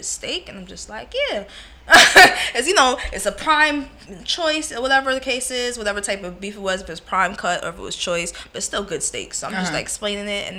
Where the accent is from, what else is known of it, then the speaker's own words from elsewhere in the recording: New York, United States; And I'm from New York, too